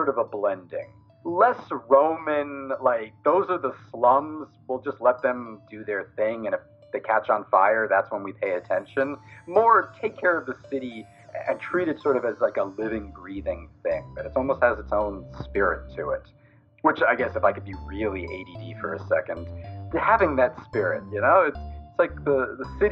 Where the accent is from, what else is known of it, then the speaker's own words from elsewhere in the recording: New York, United States; now in Connecticut, United States; I grew up in New York, so I'm used to the big cities